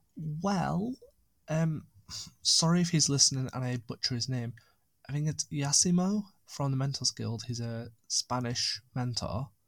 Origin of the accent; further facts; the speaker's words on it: United Kingdom; also born or lived in Lake District; being British